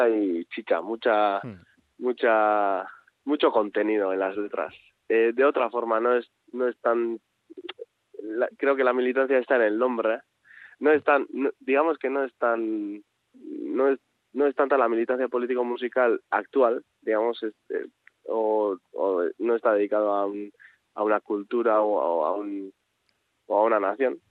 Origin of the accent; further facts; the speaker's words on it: Azkoitia, Basque Country, Spain; Yo soy natural de Azcoitia, de un pueblo eh, pues pequeño de del, interior de Guipúzcoa